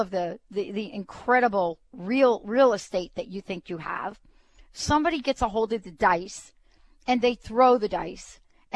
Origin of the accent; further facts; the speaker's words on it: New York City, New York, United States; growing up in the Bronx.